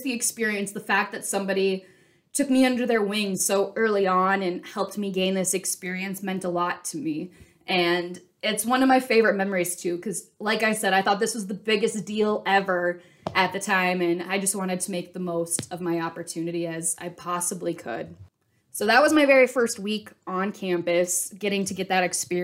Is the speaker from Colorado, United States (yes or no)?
no; Minnesota, United States; I grew up in Minnesota